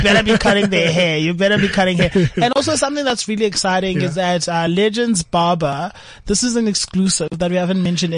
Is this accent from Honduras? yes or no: no; South Africa; as black kids and as black South African